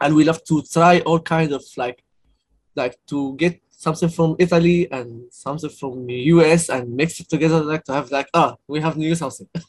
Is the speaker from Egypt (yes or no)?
yes; Cairo, Cairo Governorate, Egypt; also born or lived in Aswan (roots); I was born in Cairo, and I, all my life is here